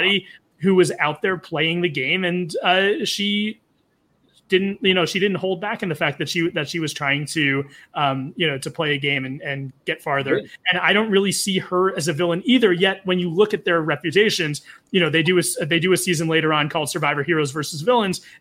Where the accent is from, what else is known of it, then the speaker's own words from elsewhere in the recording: New York City, New York, United States; I'm from the East Coast. I'm from New York City